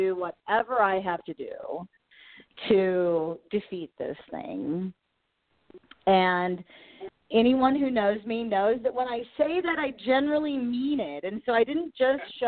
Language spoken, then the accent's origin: English; Kansas, United States; I was involved in a campaign here in my hometown around the beginning of the year.